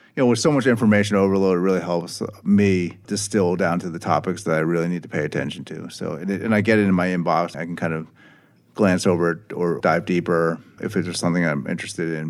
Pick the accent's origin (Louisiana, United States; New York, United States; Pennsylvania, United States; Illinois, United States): Pennsylvania, United States; Philadelphia; I'm personally from Philadelphia